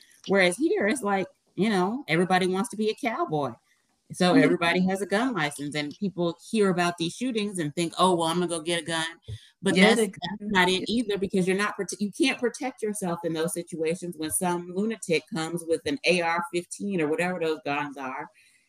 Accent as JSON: {"language": "English", "country": "United States", "said": "she heard my accent. She was like, are you from the United States? I said, yeah."}